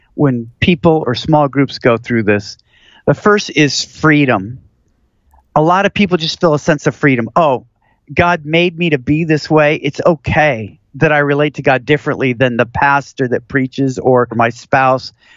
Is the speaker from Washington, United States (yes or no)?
yes; Seattle, Washington, United States; now in Houston, United States; where I grew up in Seattle